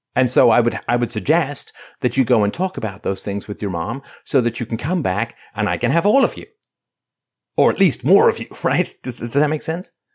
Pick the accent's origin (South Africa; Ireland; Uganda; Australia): Ireland; I come from Ireland, which was enslaved